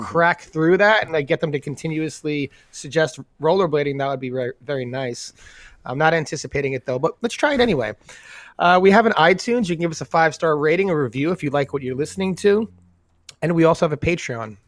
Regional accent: New York, United States; being New Yorkers, having been born and raised in New York

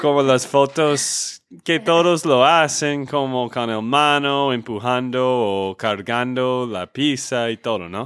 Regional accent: Texas, United States; de Texas, Estados Unidos

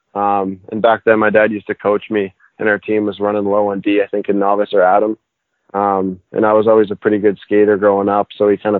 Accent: Halifax, Nova Scotia, Canada; especially being a kid growing up here in Halifax

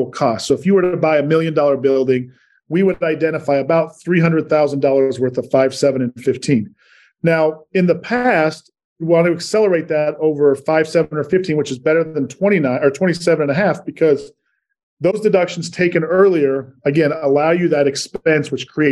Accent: Salt Lake City, Utah, United States; moved away as an adult; also born or lived in New York / Richmond, Virginia; Born and raised in Salt Lake, moved to the East Coast for about 13 years in New York and Richmond, Virginia, and then headed back out west here to Salt Lake for the last seven

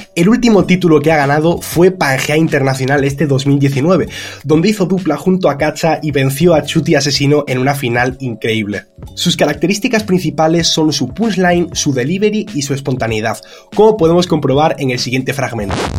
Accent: Spain; soy de España

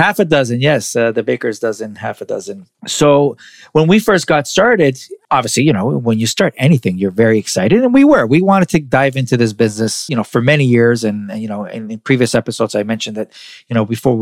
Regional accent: Toronto, Ontario, Canada; I'm from Toronto

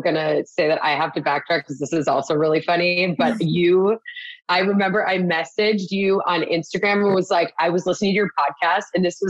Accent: Wisconsin, United States; We're all from, we're all from Wisconsin.

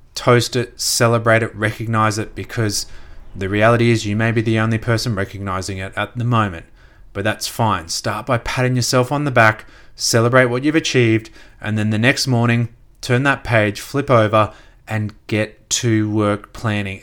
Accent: Gold Coast, Queensland, Australia; also born or lived in Brisbane; I grew up on the Gold Coast, just south of Brisbane

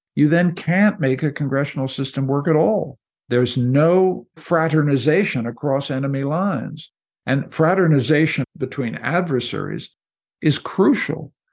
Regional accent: Canada; I'm a Canadian, I'm not an American

